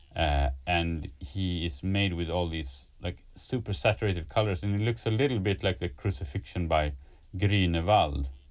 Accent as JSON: {"language": "English", "area": "a town close to Stockholm", "region": "Stockholm County", "country": "Sweden", "tie": "born or raised there", "also_born_or_lived": "Gothenburg, Sweden", "lives_now": "Stockholm, Sweden", "said": "I was born like on the west coast uh, in Gothenburg, and then moved to like I, I grew up in a in a town like in a city pretty close to to Stockholm"}